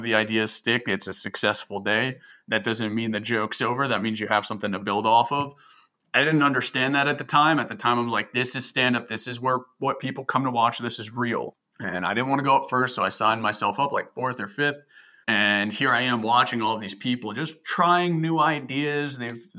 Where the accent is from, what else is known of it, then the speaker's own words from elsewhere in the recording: New Jersey, United States; now in Baltimore, United States; I'm from Jersey